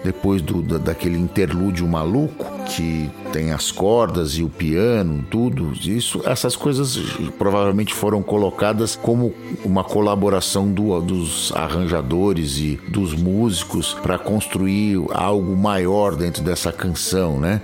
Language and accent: Portuguese; Brazil; a gente tem a diferença do idioma, né, com os nossos vizinhos latinos aqui